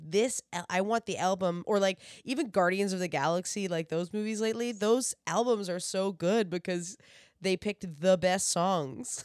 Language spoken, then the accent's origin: English; New Brunswick, Canada; now in Toronto, Canada; I'm originally from New Brunswick, uh, which is out east of Canada.